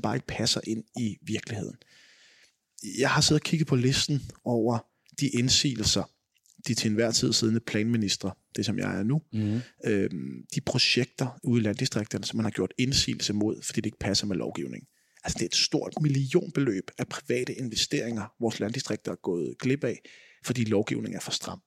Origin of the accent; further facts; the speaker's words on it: edge of Vestegnen, Capital Region of Denmark, Denmark; now in Greve, Denmark; min dialekt nok afslører, at jeg voksede op på kanten af Vestegn